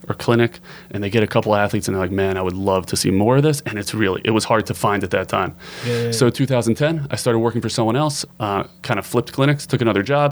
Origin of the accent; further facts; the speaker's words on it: Baltimore, Maryland, United States; I grew up in Baltimore. I'm a fourth generation Baltimorean, so I got deep roots here